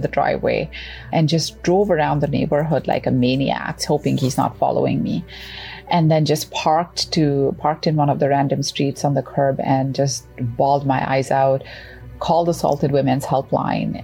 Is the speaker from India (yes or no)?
no; Canada; as a Canadian